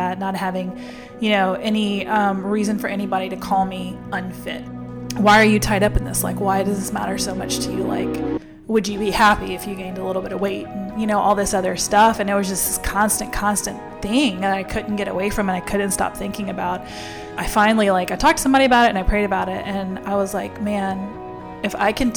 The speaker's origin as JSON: {"language": "English", "town": "Lafayette", "region": "Louisiana", "country": "United States", "said": "I'm from Lafayette, Louisiana, which is a really affluent area"}